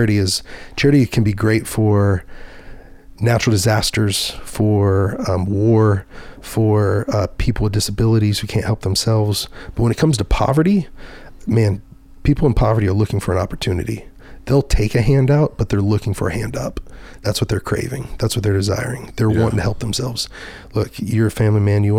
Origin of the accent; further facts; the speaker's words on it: Dallas, Texas, United States; I was from Dallas Fort Worth